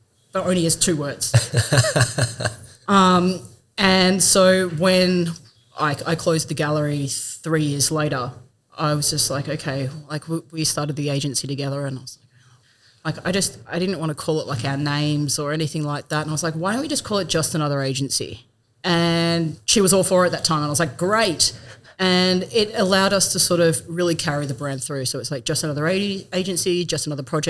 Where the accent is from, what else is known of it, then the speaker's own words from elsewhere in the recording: Perth, Western Australia, Australia; moved away as an adult; now in Bendigo, Australia; I'm originally from Perth